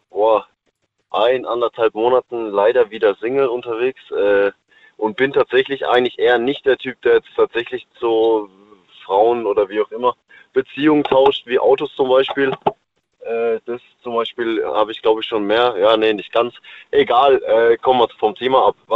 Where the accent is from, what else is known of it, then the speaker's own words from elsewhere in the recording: Pforzheim, Baden-Württemberg, Germany; born there; now in Offenburg, Germany; Also geboren bin ich in Pforzheim und äh, jetzt aktuell lebe ich auch im Schwarzwald tatsächlich, ja.